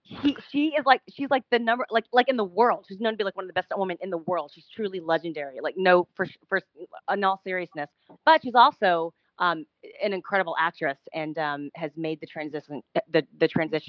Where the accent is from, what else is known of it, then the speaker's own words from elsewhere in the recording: Dallas, Texas, United States; I'm from Dallas, Texas.